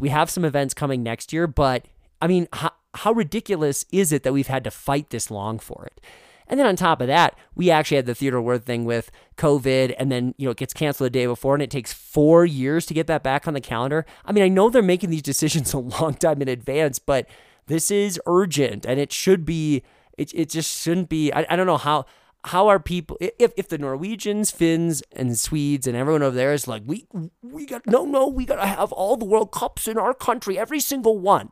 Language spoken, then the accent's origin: English; Moorhead, Minnesota, United States; moved away; I grew up in Moorhead